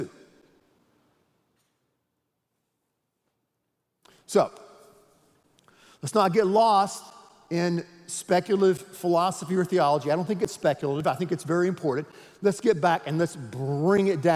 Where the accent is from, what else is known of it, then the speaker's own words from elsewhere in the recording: United States; I'm an American